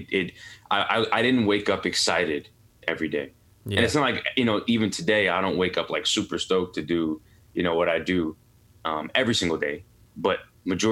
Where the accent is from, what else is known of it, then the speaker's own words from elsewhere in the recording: New York City, New York, United States; also born or lived in Pittsburgh; I'm born and raised in New York City, Queens, New York